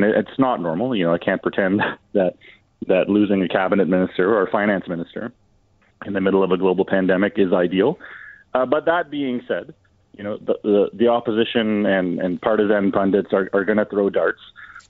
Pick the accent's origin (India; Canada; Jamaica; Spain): Canada; So, you know, I'm very proud as a Canadian today that we have our first female minister, federal minister of finance.